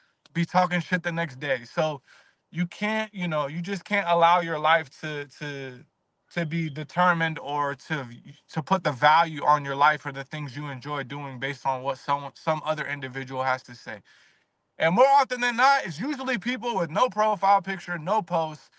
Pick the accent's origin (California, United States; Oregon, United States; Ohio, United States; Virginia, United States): Virginia, United States; I'm from Virginia.